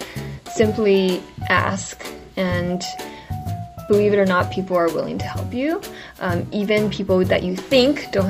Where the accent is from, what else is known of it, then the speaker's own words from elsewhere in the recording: California, United States; moved away as an adult; also born or lived in Seoul, South Korea; now in New York, United States; growing up in California, I didn't really have many Asian role models